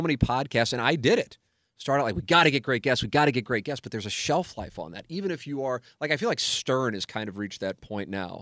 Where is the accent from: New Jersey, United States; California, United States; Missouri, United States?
Missouri, United States; St. Louis; I'm 24, 25, working in my hometown